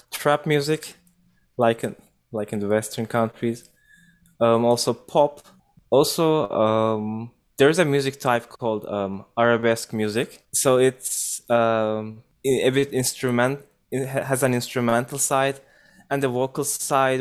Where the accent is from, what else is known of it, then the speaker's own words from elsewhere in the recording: Ankara, Turkey; moved away as an adult; now in Toronto, Canada; I grew up in an urban region. Uh, I lived in Ankara.